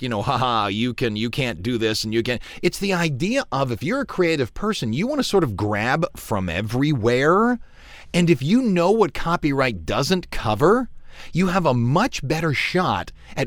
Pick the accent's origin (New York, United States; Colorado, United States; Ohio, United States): Ohio, United States; Cleveland; now in Louisiana, United States; I grew up in Cleveland